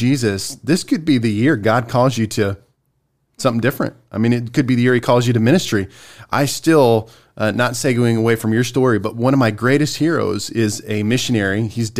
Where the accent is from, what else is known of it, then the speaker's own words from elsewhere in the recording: Spartanburg, South Carolina, United States; I came from Spartanburg, South Carolina.